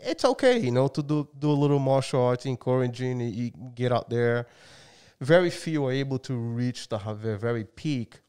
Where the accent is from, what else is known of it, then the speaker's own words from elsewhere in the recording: Brazil; moved away; I'm from Brazil. And, um, yeah, I've been here for a long time